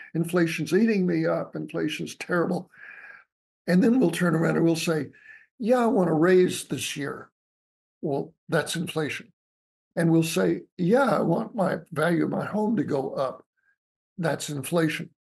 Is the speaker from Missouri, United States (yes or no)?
no; Albany, Georgia, United States; my hometown. Excuse me was uh, Albany, Georgia